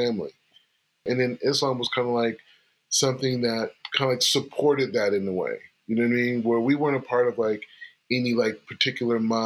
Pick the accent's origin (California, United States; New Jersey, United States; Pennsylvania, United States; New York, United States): California, United States; also born or lived in Springfield, Ohio / Los Angeles; I moved to California when I was like 2 years old